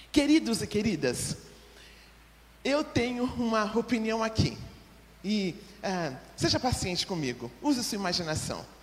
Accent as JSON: {"language": "Portuguese", "region": "São Paulo", "country": "Brazil", "said": "E eu vim de São Paulo, não conhecia muito disso."}